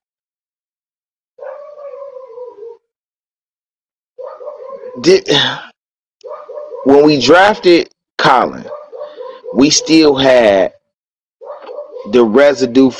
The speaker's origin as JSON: {"language": "English", "town": "Cleveland", "region": "Ohio", "country": "United States", "tie": "born or raised there", "said": "growing up in Cleveland"}